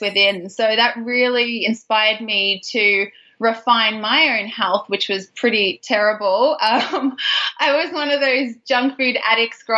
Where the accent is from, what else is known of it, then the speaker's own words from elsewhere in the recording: Geelong, Victoria, Australia; moved away as an adult; also born or lived in Melbourne, Australia; now in San Francisco Bay Area, United States; I'm actually a fellow Aussie as well. I'm living now in California in the San Francisco Bay Area. I moved here about 5 years ago with my husband, but originally I'm from Geelong